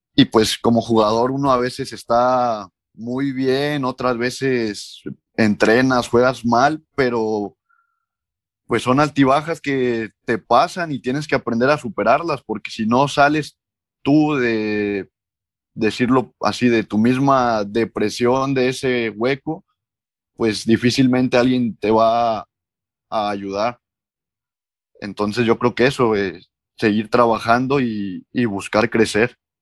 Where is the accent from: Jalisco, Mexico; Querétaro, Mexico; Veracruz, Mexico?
Veracruz, Mexico; Córdoba; moved away; also born or lived in Hidalgo / Oaxaca / Guadalajara; soy originario de Córdoba, Veracruz